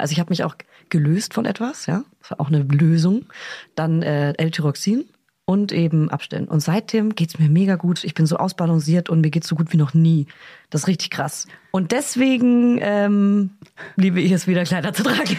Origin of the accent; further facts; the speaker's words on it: Bavaria, Germany; moved away; fahre zurück in meine Heimat